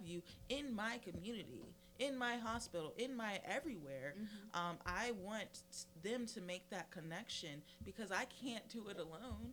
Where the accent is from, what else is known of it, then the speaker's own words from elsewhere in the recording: the Lowcountry, South Carolina, United States; I'm from the Lowcountry. I'm from not only the Lowcountry, but a rural community where violence is going unchecked.